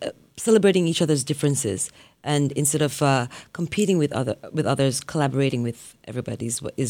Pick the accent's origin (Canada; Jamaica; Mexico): Jamaica; I grew up in Jamaica with my grandparents, and they were strict Christians